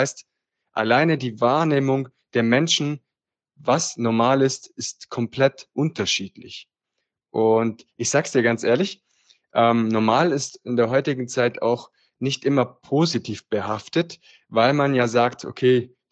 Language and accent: German; Apulia, Italy; now in Germany; wohne im Süden Deutschlands und wie Nico schon gesagt hat, komme ich ursprünglich aus Italien her, aus dem schönen Apulien.